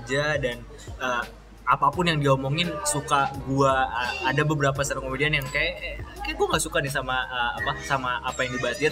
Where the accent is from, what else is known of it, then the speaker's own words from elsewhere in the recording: Betawi, Jakarta, Indonesia; gua orang Betawi